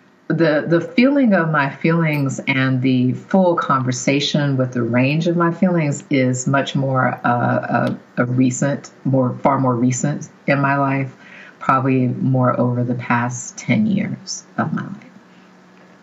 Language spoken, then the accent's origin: English; the South, United States; I grew up in the South